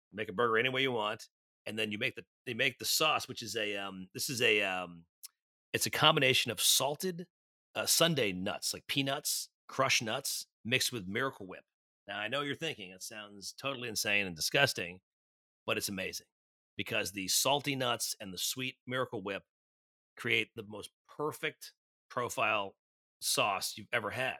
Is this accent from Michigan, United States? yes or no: no; New York, United States; born or raised there